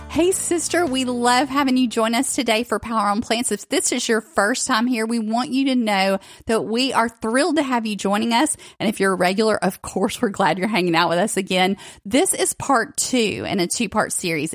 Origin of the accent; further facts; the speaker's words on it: the South, United States; I grew up in the South